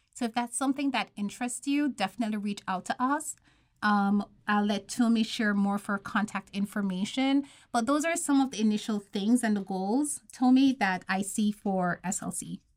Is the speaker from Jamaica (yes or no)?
yes; Jamaica; moved away; I'm from Jamaica.